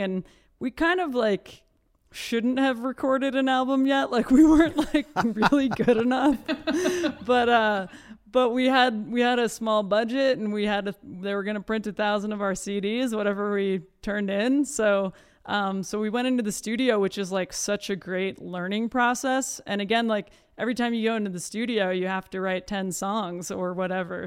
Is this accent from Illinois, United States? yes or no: no; Iowa City, Iowa, United States; born and raised in Iowa City, Iowa